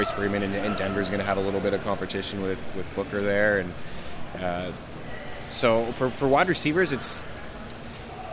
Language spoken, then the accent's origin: English; Nova Scotia, Canada; moved away as an adult; also born or lived in Toronto; I grew up in Nova Scotia where Sidney Crosby is from